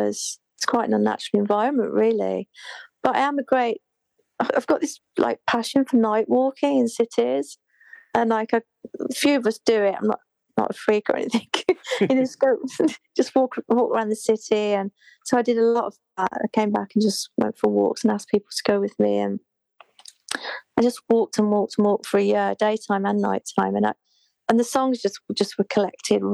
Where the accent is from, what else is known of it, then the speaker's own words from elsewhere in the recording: Birmingham, West Midlands, United Kingdom; moved away as an adult; also born or lived in London; I say Birmingham